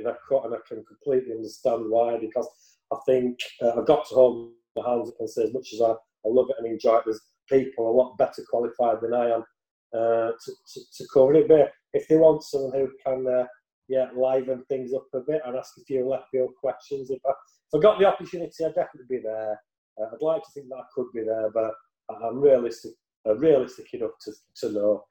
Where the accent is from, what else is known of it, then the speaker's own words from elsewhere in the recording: Yorkshire and the Humber, United Kingdom; I'm a Yorkshireman